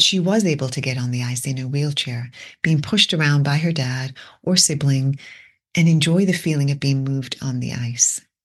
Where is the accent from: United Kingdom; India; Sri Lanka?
United Kingdom; England; moved away; Growing up in England